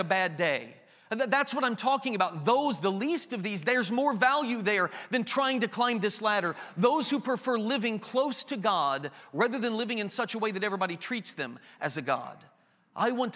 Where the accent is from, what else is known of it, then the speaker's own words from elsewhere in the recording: Enid, Oklahoma, United States; also born or lived in Greentown; I'm from Greentown. I was born in Enid, Oklahoma